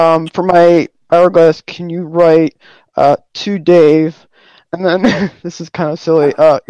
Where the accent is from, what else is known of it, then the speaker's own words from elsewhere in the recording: Cleveland, Ohio, United States; I'm from Cleveland